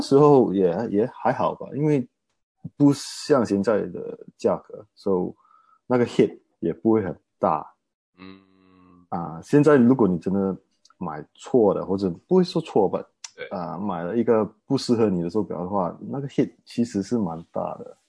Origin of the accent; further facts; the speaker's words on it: Malaysia; 我是马来西亚人